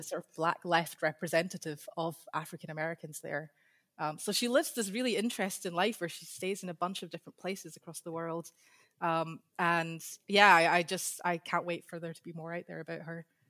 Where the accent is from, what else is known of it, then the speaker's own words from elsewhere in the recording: Scotland, United Kingdom; accent: Scottish; I have a Scottish accent. So I grew up in Scotland.